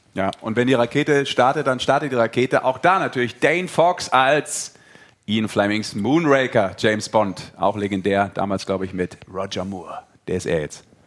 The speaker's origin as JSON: {"language": "German", "region": "Rhineland", "country": "Germany", "said": "als Rheinländer"}